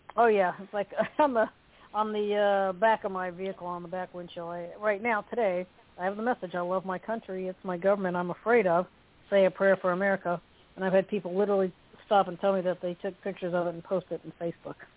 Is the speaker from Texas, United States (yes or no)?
no; Orlando, Florida, United States; moved away as an adult; now in Florida Panhandle, United States; I was born and raised in Orlando.